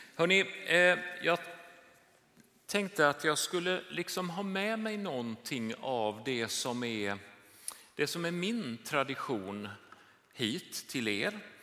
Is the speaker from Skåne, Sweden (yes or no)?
no; Jönköping, Jönköping County, Sweden; moved away; det här är min hemstad.